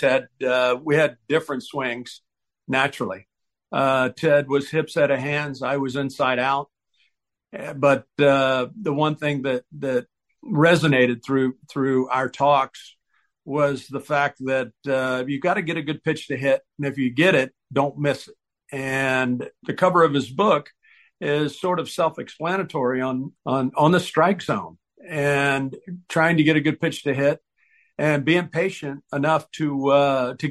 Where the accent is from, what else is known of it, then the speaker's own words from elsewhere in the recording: Tampa, Florida, United States; Growing up in Tampa Bay and having the Reds train here in Tampa